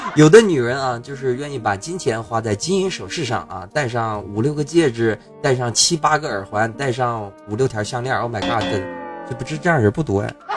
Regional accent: China; 我们中国人

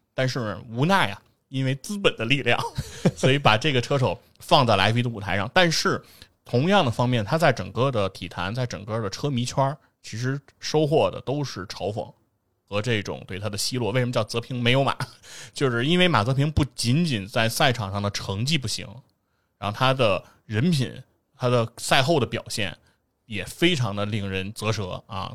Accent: China; 我们中国人

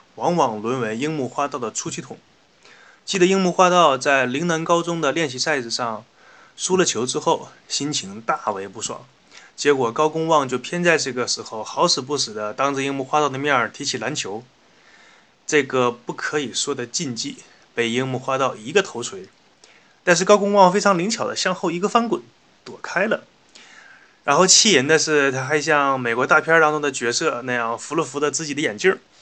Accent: Northeast China, China; accent: Northeastern Mandarin; 请允许我用家乡话、东北话为大家转述

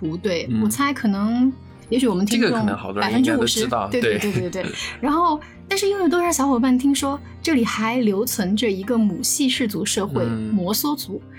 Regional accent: Sichuan, China; 作为四川人，

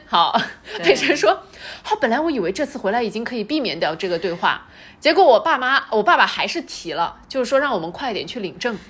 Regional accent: China; 我们中国人

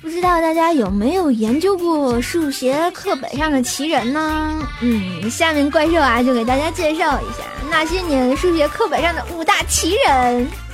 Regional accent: Tianjin, China; 用我们天津人的话就是啊，骂千不千的，乐呵乐呵，得了

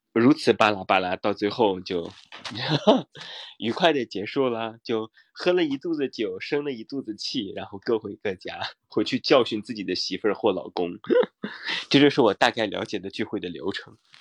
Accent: Taiyuan, Shanxi, China; 我是太原人

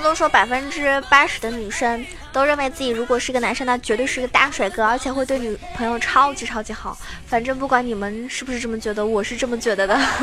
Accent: Zhejiang, China; 因为我是浙江人

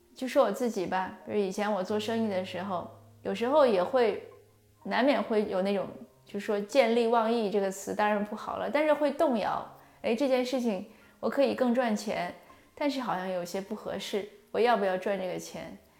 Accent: China; 我们中国人就是华夏文化

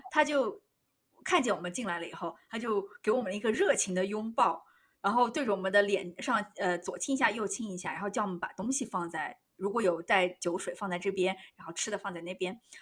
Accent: China; now in New York, United States; 我们作为中国人

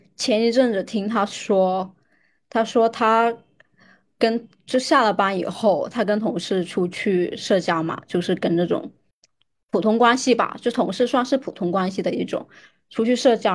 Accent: Guangdong, China; 我是在广东长大的

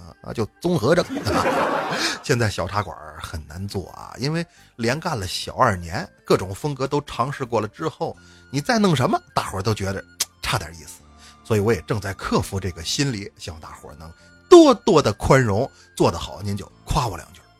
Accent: Northeast China, China; 你像那次我去安徽旅游，上车之后，司机一听我是东北来的，张嘴就问

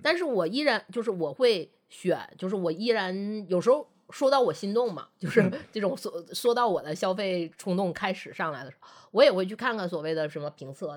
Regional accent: Northeast China, China; 因为我们都是东北人

